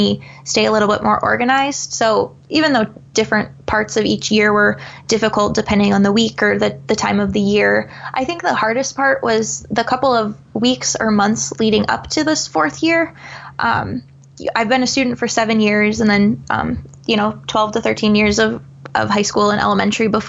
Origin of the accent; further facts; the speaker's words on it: Eastern Iowa, United States; I'm obviously from Eastern Iowa, so a lot of my family's back there